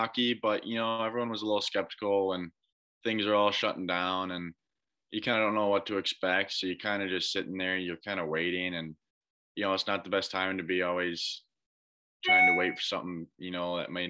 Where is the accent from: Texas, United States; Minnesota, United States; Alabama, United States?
Minnesota, United States; as a Minnesota guy, I think playing hockey, it's that and you watch the Gophers.